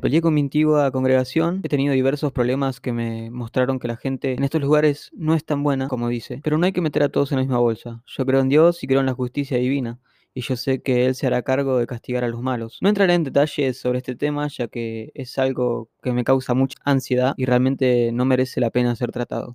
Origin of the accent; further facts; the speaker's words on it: Argentina; also born or lived in Buenos Aires; vivo en Capital Federal, soy argentino